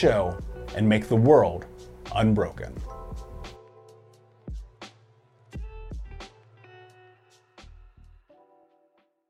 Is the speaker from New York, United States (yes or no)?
no; Indianapolis, Indiana, United States; a fellow Midwesterner growing up in Indianapolis